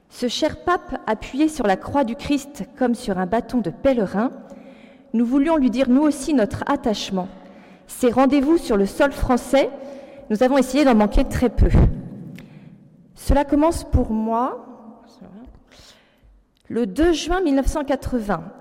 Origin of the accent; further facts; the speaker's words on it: France; On est catho, mais on est français